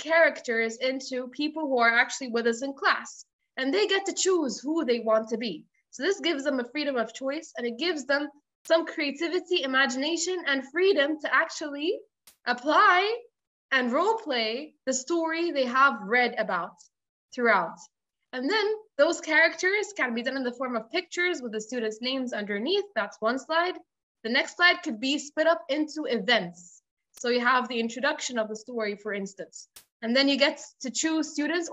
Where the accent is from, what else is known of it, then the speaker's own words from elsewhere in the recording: Egypt; I come from Egypt, which is true, and I teach from here